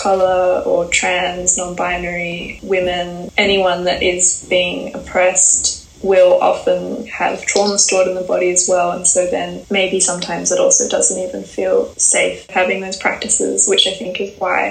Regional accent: Perth, Western Australia, Australia; moved away; I ended back in my hometown Perth very suddenly.

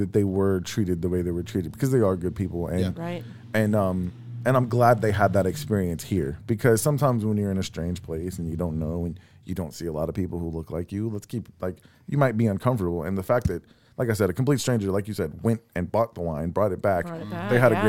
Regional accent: Texas City, Texas, United States; moved away as an adult; now in Deer Park, United States; I grew up in Lamarck in Texas City.

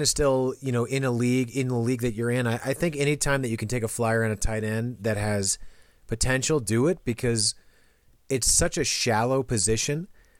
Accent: Minnesota, United States; in Minnesota, so it's

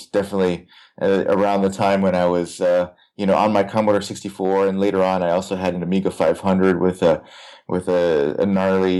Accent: Tucson, Arizona, United States; I grew up in Tucson

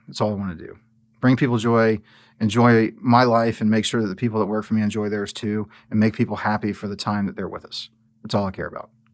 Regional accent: New Orleans, Louisiana, United States; moved away as an adult; I'm not from here. I, you know, I grew up in New Orleans.

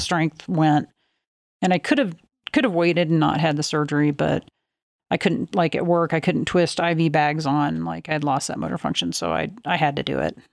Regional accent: Oklahoma, United States; I grew up in Oklahoma

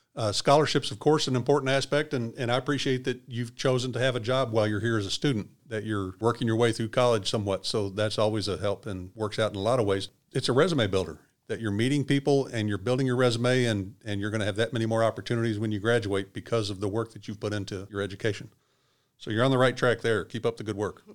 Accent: Louisville, Kentucky, United States; I grew up in Louisville

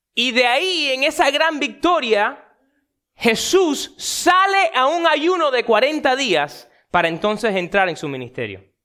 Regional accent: Miami, Florida, United States; un muchacho nacido y criado en Miami

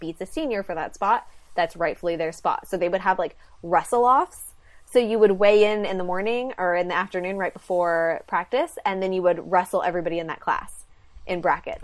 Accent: a little town north of San Francisco, California, United States; I'm from a little town about two and a half hours north of San Francisco.

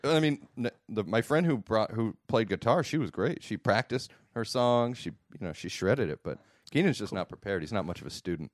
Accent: United States; I'm an American

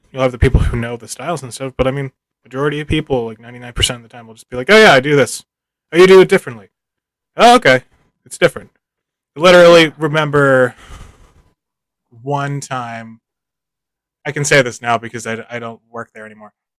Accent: Philadelphia, Pennsylvania, United States; now in Japan; I'm a dude from Philadelphia who's lived in Japan for a little while

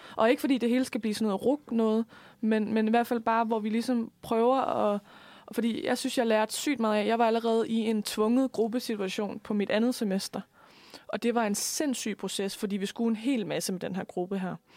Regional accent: Lemvig, Central Denmark Region, Denmark; accent: Jutlandic; moved away; jeg opvokset ude på landet i Lemvi, hvor man ikke rigtig har et ordforråd

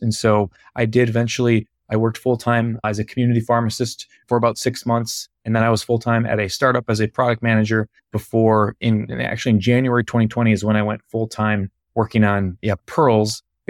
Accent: Minnesota, United States; I'm based out of Minneapolis, Minnesota. Yeah, I'll just take some real quick background. So I'm born and raised in Minnesota

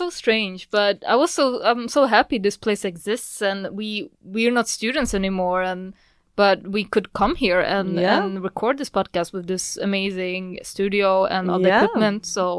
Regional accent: Sweden; born there; also born or lived in Poland; I mean, I was born in Sweden, so it's a little bit of back and forth.

